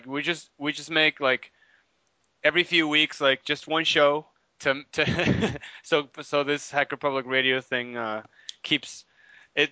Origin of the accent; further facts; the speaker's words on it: Tijuana, Baja California, Mexico; I was born in Tijuana